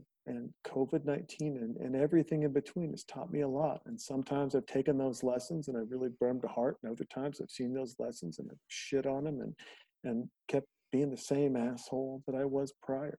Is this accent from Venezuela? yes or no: no; Montana, United States; I'm a kid from Montana. I made my own bullets to go shoot deer